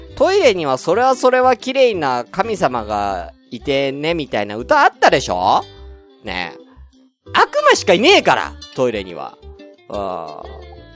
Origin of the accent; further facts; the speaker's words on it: Tokyo, Japan; moved away as an adult; 東京出身だから